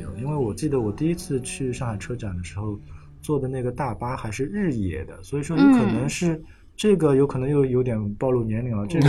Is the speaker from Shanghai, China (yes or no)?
yes; Shanghai, China; 我有可能作为一个上海人